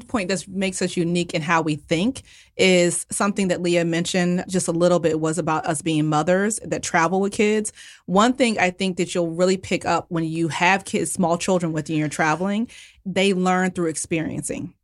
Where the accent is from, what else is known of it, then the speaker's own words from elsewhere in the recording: United States; I'm, you know, very much American